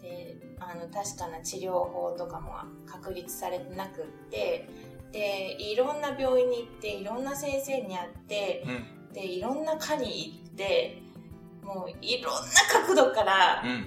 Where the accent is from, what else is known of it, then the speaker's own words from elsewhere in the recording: Osaka, Japan; 私大阪出身なんですけど